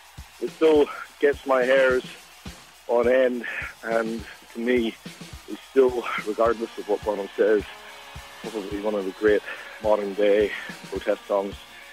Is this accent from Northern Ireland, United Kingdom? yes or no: yes; Northern Ireland, United Kingdom; now in Sydney, Australia; you can probably tell from my accent, I'm actually from Northern Ireland, grew up there in the 70s and 80s.